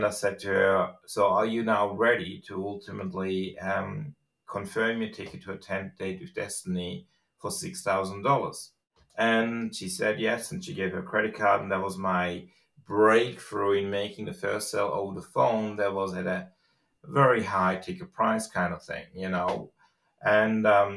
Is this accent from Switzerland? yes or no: yes; Switzerland; English is a second language; moved away as an adult; also born or lived in Australia; I grew up in Switzerland, and at the age of about 25, I decided I wanted to go to Australia after a brief, stay in Australia to learn the language itself